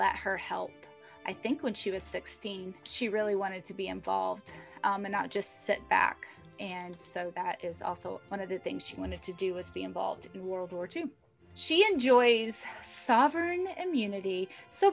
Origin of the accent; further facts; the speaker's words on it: United States; I'm an American